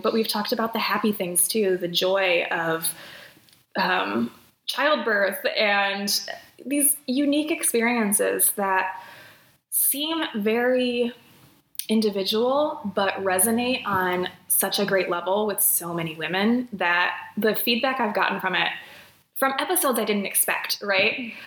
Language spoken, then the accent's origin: English; South Bend, Indiana, United States; moved away as an adult; also born or lived in Chicago, Illinois; now in Twin Cities, Minnesota, United States; I'm originally from South Bend, Indiana, home of Notre Dame